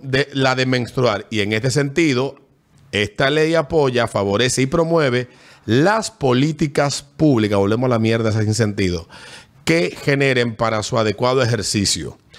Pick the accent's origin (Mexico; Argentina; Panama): Panama; Yo crecí en Barrio Tigre, en la escuela España